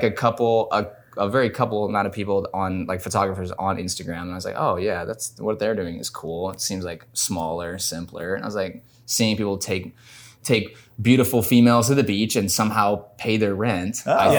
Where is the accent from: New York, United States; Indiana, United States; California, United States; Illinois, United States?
Indiana, United States; Fairmount; now in Los Angeles, United States; Fairmount, Indiana.